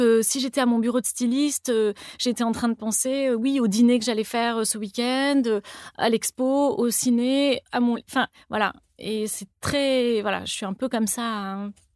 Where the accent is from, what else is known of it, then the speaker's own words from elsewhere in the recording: Toulouse, Occitania, France; moved away as an adult; also born or lived in Paris; j'ai grandi à Toulouse